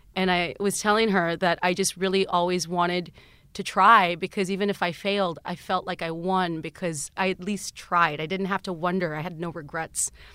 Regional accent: South Texas, United States; moved away; growing up in South Texas

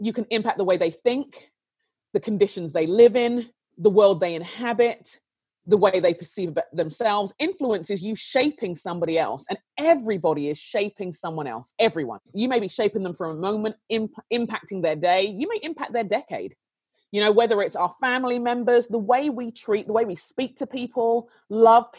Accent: London, United Kingdom; I grew up in London in a very tense time

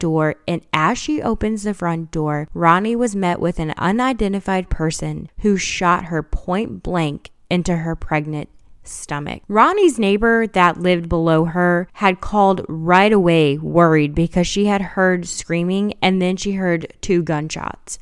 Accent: Chicago, Illinois, United States; growing up in Chicago

